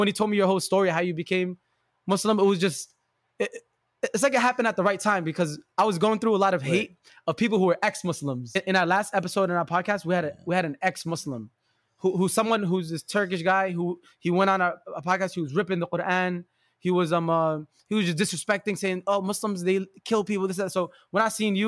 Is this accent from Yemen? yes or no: yes; Yemen; I'm from Yemen